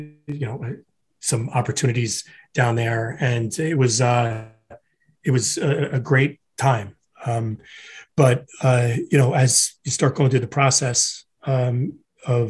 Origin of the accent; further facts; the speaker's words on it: Florham Park, New Jersey, United States; also born or lived in Newark, New Jersey / Hoboken, New Jersey; My parents are immigrants from Ireland, settled in Newark, New Jersey. That's where I was born. From there, I moved to Florham Park, New Jersey